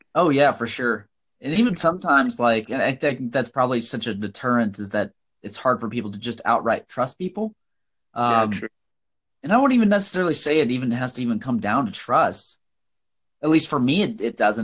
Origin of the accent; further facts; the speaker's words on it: Nebraska, United States; I'm from Nebraska